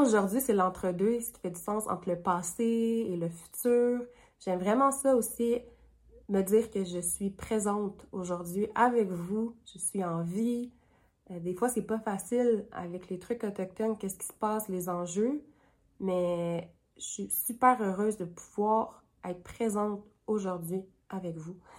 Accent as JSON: {"language": "French", "town": "Sept-Îles", "region": "Quebec", "country": "Canada", "tie": "born or raised there", "also_born_or_lived": "Iqaluit, Nunavut", "moved": "yes", "lives_now": "Ottawa, Canada", "said": "Je suis Inuk de Ikhalid Nounovout et j'ai aussi grandi avec mon papa à Sept-Îles, au Québec"}